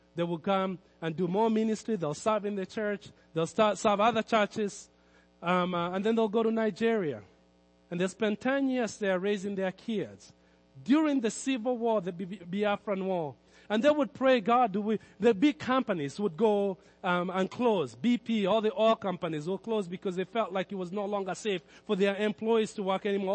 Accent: Kenya; Growing up in Kenya

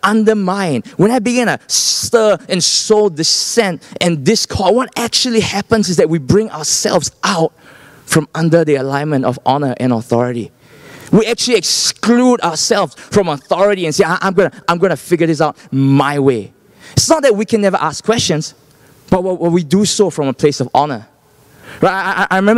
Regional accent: Singapore; I'm from Singapore

